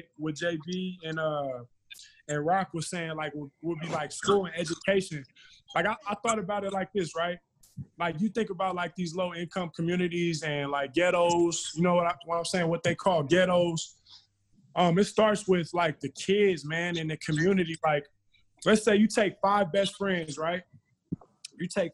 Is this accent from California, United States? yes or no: yes; California, United States; I'm from Cali.